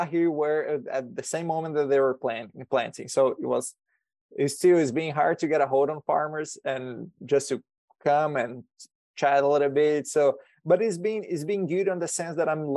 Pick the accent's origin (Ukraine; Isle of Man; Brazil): Brazil; moved away as an adult; also born or lived in Alabama, United States; now in Nebraska, United States; I'm originally from Brazil, so I was born in Brazil. And in 2019, I came here to the U.S.